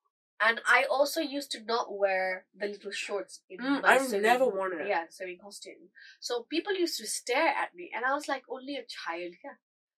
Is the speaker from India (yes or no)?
yes; India; Bear in mind, I'm Indian. Never in my life have I felt so alien and out of place.